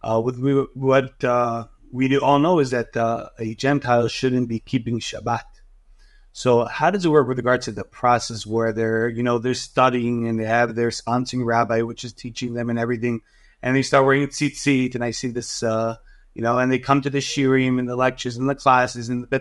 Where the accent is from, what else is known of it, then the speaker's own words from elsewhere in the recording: New York City, New York, United States; I am from Queens